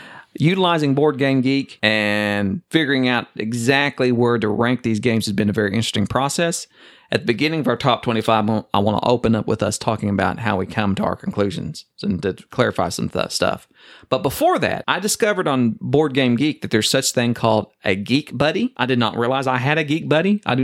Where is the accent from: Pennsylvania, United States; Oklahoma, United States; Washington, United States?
Oklahoma, United States; I'm not from Texas. It's sufficient. I'm from Oklahoma.